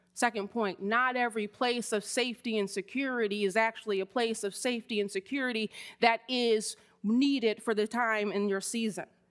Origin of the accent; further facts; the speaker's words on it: Miami, Florida, United States; I grew up in Miami, Florida